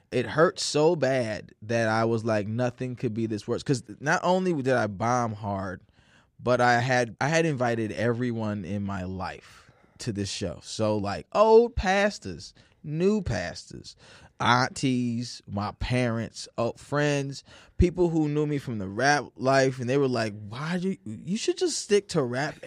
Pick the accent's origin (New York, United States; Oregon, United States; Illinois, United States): Illinois, United States; Naperville; also born or lived in St. Louis, Missouri / Chicago, Illinois; Growing up in Naperville